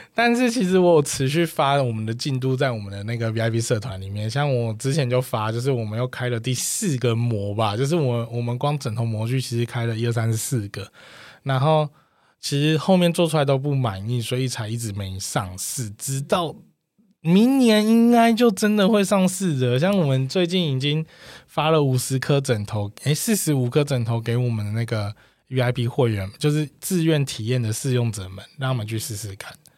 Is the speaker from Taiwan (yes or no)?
yes; Taoyuan, Taiwan; 我是桃园人嘛，公司也是桃园